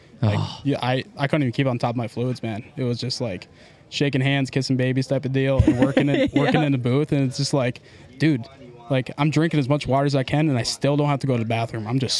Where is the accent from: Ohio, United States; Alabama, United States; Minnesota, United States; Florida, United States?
Minnesota, United States; Becker; also born or lived in Monticello, Minnesota; So, hometown. Grew up in Becker, Minnesota.